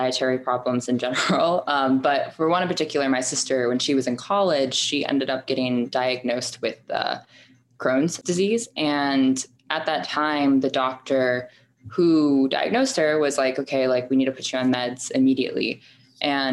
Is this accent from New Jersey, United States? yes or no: no; Marietta, Georgia, United States; also born or lived in Manhattan, New York; now in New York, United States; I'm a 24-year-old who is now working in marketing in Manhattan. I grew up in Marietta, Georgia